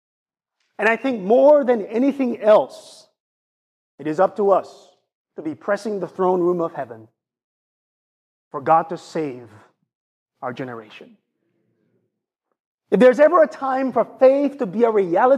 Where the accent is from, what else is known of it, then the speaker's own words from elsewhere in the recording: Jamaica; accent: Jamaican; I use my Jamaican accent